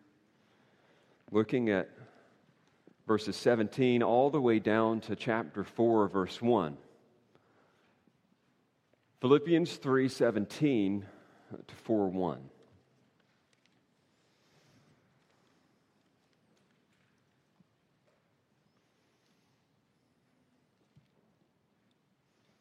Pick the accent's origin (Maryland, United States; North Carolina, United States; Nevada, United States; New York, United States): North Carolina, United States; moved away; the beaches of my home state there in North Carolina with my family